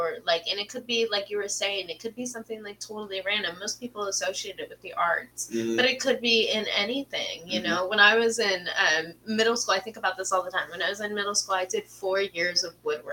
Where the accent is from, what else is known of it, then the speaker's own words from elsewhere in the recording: Redmond, Washington, United States; also born or lived in Monroe, Washington; I was coming from Rendon. We lived, like, Microsoft campus